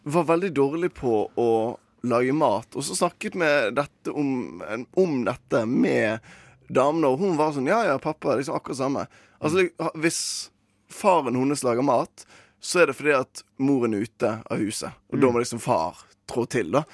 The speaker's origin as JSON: {"language": "Norwegian", "region": "Western Norway", "country": "Norway", "said": "der jeg kommer fra, ja. som er Vestlandet"}